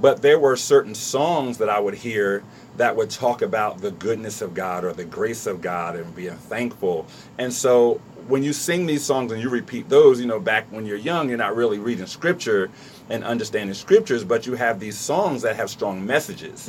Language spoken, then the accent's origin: English; Trenton, New Jersey, United States; I grew up in Trenton.